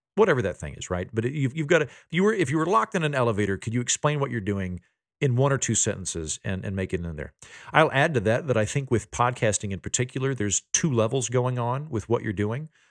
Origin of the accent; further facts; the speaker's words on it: Oklahoma, United States; moved away; also born or lived in Washington, D.C.; I'm from Oklahoma, my dad's a judge, but the rest of my family's farmers